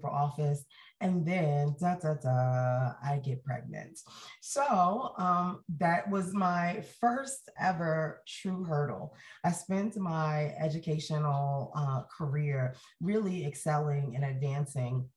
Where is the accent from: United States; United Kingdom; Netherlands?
United States; Jersey City, New Jersey; moved away as an adult; also born or lived in Atlanta; now in Utah, United States; I was born in Jersey City, New Jersey, which if you've ever heard me speak before, you know, is the most diverse city in all of the United States of America. And I was there my entire childhood